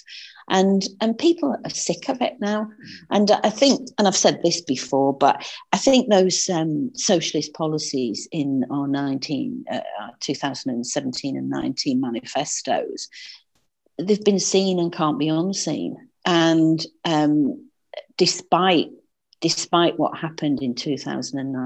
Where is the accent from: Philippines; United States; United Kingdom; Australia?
United Kingdom; the north of England; accent: northern; my northern accent